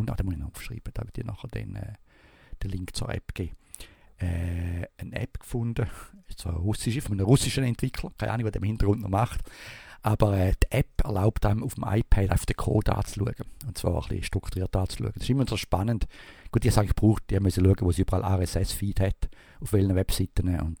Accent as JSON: {"language": "German", "country": "Switzerland", "said": "Also ich wäre jetzt froh als Schweizer, wenn das ein verzögert wird."}